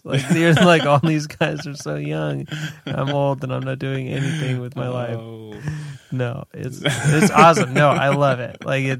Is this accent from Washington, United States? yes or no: no; New Hampshire, United States; moved away; I'm from New Hampshire.